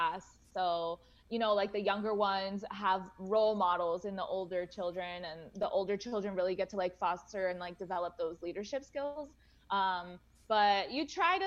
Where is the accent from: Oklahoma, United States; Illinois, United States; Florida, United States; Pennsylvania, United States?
Florida, United States; Boca Raton; also born or lived in Gainesville; I grew up in Boca Raton, so I'm Jewish.